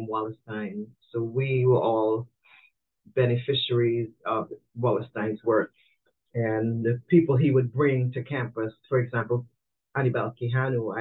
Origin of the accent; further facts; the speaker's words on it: Trinidad & Tobago; also born or lived in Nigeria / Brazil / Miami, Florida; now in United States; I'm from Trinidad and Tobago